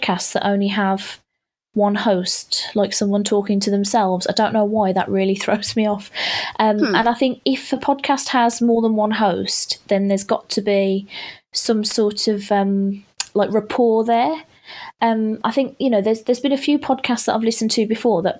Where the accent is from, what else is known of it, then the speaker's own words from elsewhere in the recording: United Kingdom; I'm being so British